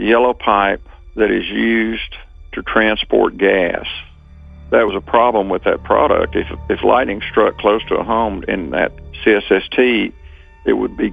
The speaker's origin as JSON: {"language": "English", "town": "Rockwall", "region": "Texas", "country": "United States", "tie": "born or raised there", "said": "my hometown of Rockwall, Texas"}